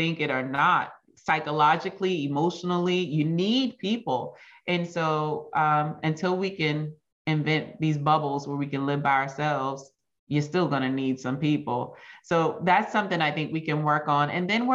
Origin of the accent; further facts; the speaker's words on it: United States; there are some characteristics about being an American that don't always serve us well